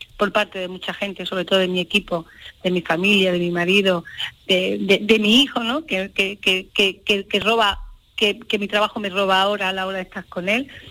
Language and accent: Spanish; Andalusia, Spain; orgullo ser andaluza, ser mujer, ser gitana